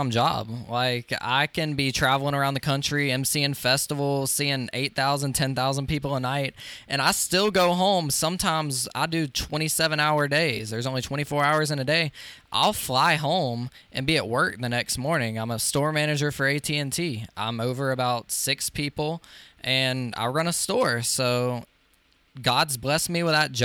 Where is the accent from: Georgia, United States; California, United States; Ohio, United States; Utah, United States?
Georgia, United States; Social Circle; my hometown of Social Circle, Georgia